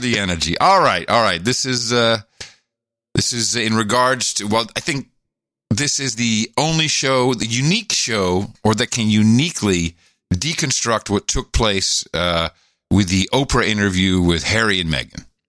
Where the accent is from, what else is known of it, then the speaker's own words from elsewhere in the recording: Netherlands; G- growing up in Europe, in the Netherlands